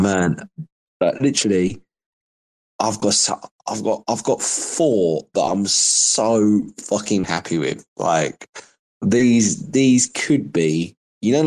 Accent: United Kingdom; I'm proper British, bruv, right? I used to have a caravan in Whitstable, which is a seaside town in Kent

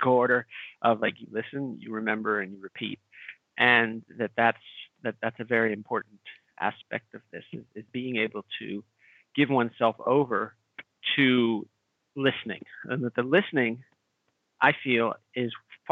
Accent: Pittsburgh, Pennsylvania, United States; I was born in Pittsburgh, Pennsylvania

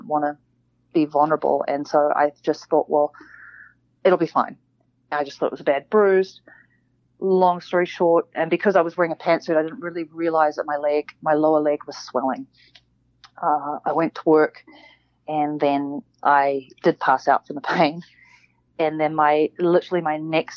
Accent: New Zealand; I grew up in New Zealand

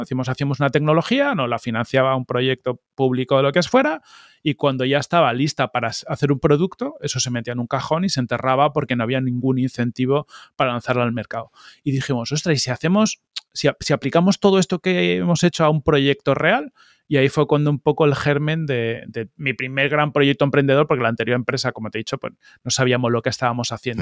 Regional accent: Madrid, Community of Madrid, Spain; also born or lived in Palma de Mallorca / Arenys de Mar; estuve hasta los siete años en, en de Mar y luego ya nos mudamos a Madrid

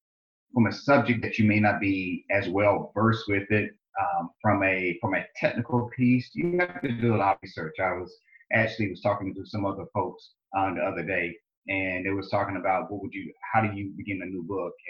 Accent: Lewisburg, Tennessee, United States; accent: southern drawl; moved away as an adult; also born or lived in South Carolina / Michigan; I grew up in Lewisburg, Tennessee. You probably hear my accent, my southern drawl. I say y'all a lot.

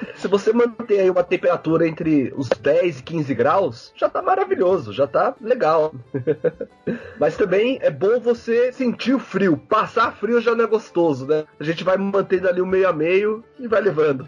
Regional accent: Brazil; moved away as an adult; now in Ireland; eu e a Brisa somos brasileiros

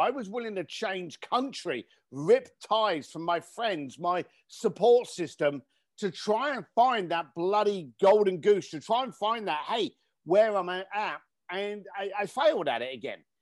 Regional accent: London, United Kingdom; I grew up in East London

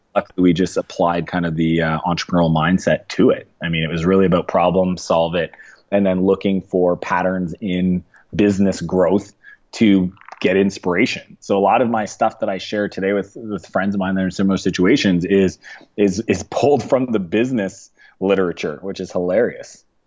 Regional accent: East Coast, Canada; moved away as an adult; now in San Francisco, United States; I grew up in Canada, so Canadian.

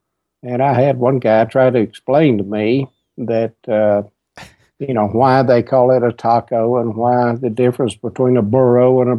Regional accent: West Texas, United States; accent: West Texas; moved away as an adult; also born or lived in Reagan County, Texas; now in Helotes, United States; But I grew up out in West Texas and spent most of my time there. We've only lived here a couple of years.

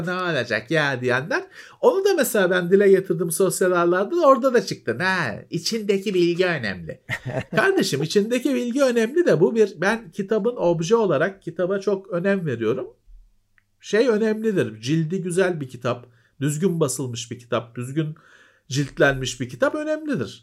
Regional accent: Istanbul, Turkey; ben Bakırköylüyüm. Bakırköylüler şeyi bilir işte Teyyareci Fethi sokak vardır

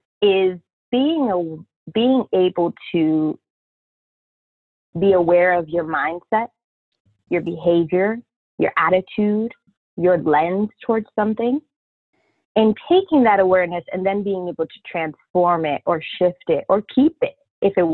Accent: New York City, New York, United States; now in Iowa, United States; I am an Afro-Latina born and raised in the West Bronx, New York City

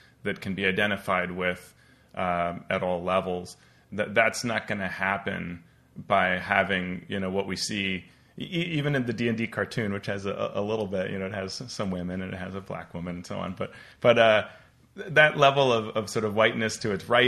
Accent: Colombia; moved away; being Colombian American and growing up, my experience playing was in Colombia.

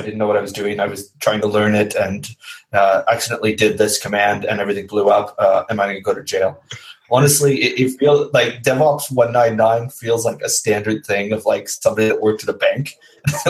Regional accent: United States; I'm American

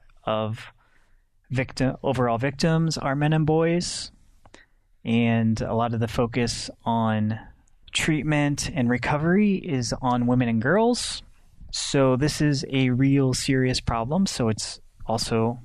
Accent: United States; as an American male

